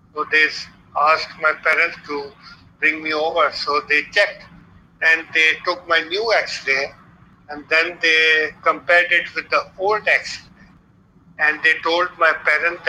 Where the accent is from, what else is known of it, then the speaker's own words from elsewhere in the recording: Balochistan, Pakistan; moved away; also born or lived in Lahore, Punjab, Pakistan; I was born in Pakistan on 13th August 1954 at a remote area called Norelai in the province of Balochistan. And when I was born, there was no electricity there. Then I shifted to the province of Punjab, Lahore, for my education